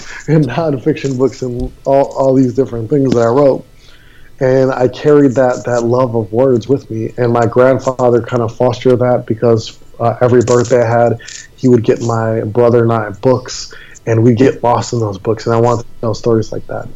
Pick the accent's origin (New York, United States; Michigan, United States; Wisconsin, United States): Wisconsin, United States; Milwaukee; also born or lived in Maui, Hawaii; now in Fort Lauderdale, United States; I was born and raised in Milwaukee, Wisconsin